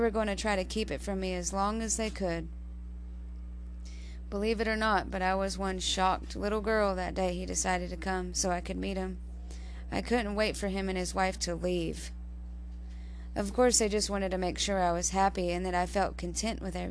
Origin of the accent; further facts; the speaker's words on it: Barnesville, United States; also born or lived in Weaverville; my home was in Barnesville with my brothers and sisters and my mom and dad.